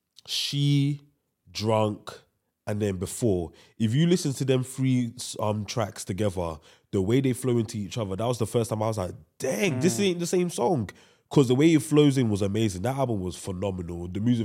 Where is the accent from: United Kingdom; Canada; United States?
United Kingdom; we in the UK, we're English speaking country as well, we want to appeal to the American audience because we feel like that's where music should dominate.